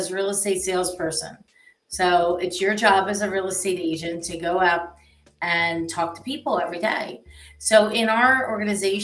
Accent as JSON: {"language": "English", "town": "Philadelphia", "region": "Pennsylvania", "country": "United States", "tie": "born or raised there", "said": "I grew up in Northeast Philadelphia."}